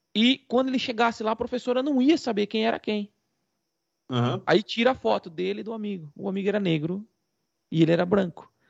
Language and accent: Portuguese; Brazil; aqui nós somos brasileiros e não somos portugueses